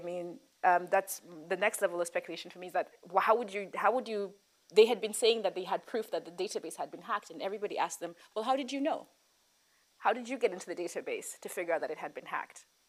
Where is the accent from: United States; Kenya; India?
Kenya; Nairobi; a person who was born and raised in Nairobi